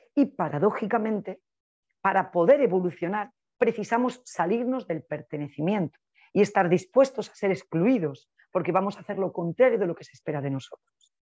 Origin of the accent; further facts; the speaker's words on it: Spain; soy una española